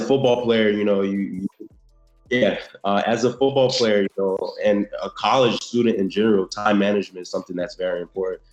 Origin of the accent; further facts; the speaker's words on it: South Florida, United States; also born or lived in Haiti; I was I was born in Haiti, um, in Haiti, and I came to the states when I was two years old in um, South South Florida